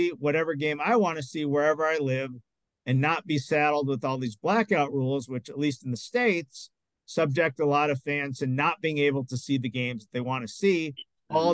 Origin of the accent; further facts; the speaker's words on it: Montreal, Quebec, Canada; I'm from Montreal